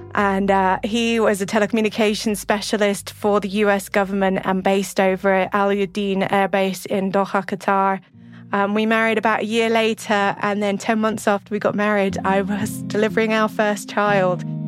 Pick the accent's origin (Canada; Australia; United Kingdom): United Kingdom; England; moved away as an adult; also born or lived in Middle East; now in New Mexico, United States; Growing up in England